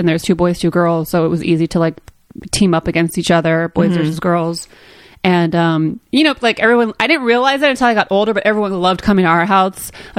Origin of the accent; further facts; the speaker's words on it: Modesto, California, United States; moved away; I was raised in Modesto.